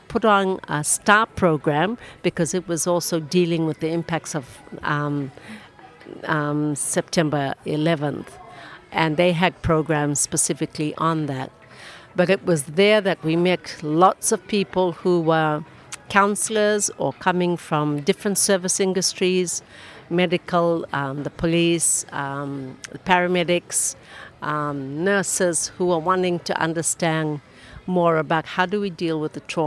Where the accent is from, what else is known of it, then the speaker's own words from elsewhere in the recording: Lami, Central Division, Fiji; I'm from Fiji, and I grew up in Lamy Town, just on the outskirts of Suva.